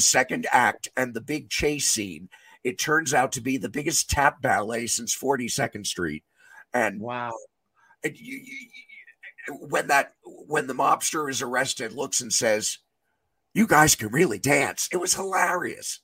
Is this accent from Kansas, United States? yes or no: no; New York City, New York, United States; I grew up in New York City